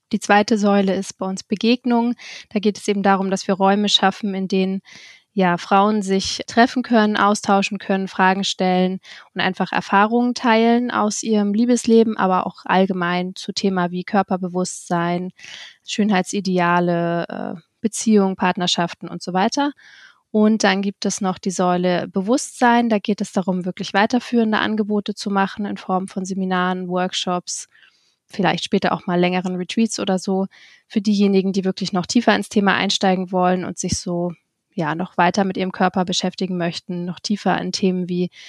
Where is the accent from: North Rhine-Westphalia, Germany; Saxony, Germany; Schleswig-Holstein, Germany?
Schleswig-Holstein, Germany; Kiel; moved away; ähm, 32 Jahre alt. Ich bin ursprünglich in Kiel geboren und nachdem ich auch viele Jahre anderweitig in der Welt unterwegs war, wohne ich jetzt auch wieder in Kiel